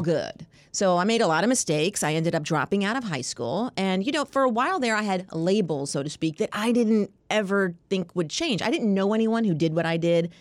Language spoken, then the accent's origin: English; Long Island, New York, United States; moved away as an adult; now in Washington, D.C., United States; I moved from New York. I'm a New Yorker